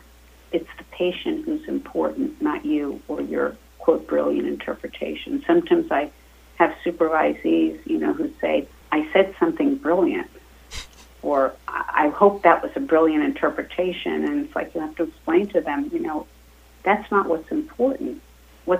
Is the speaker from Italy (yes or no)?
no; Pennsylvania, United States; now in New York, United States; I grew up in a small town in Pennsylvania